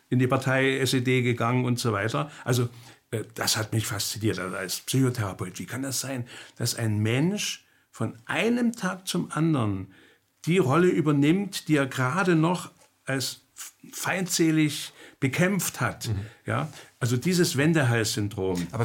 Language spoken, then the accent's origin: German; East Germany, Germany; Dann bin ich in der DDR aufgewachsen, habe wieder die Erfahrung gemacht